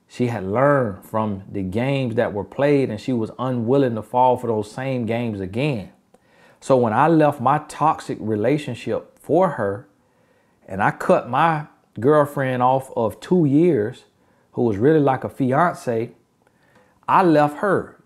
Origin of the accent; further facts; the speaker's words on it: United States; accent: Ebonics; country; first language Ebonics (African American Vernacular English); My first language is Ebonics.